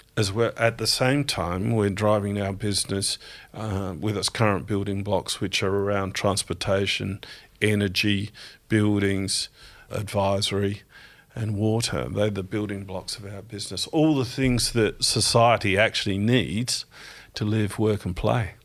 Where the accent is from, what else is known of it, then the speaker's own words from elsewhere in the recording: Strathalbyn, South Australia, Australia; also born or lived in Adelaide; I grew up in South Australia, in country South Australia, in Strathalbyn.